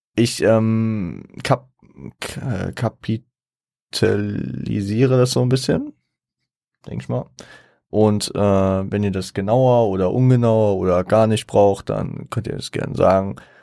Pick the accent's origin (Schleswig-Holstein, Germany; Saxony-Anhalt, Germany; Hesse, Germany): Hesse, Germany; Frankfurt; ich komme aus Frankfurt